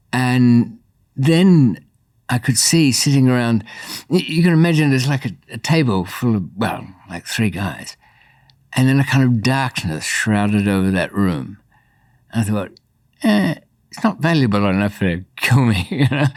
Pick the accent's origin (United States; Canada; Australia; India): Australia; born or raised there; also born or lived in Bayswater, London, United Kingdom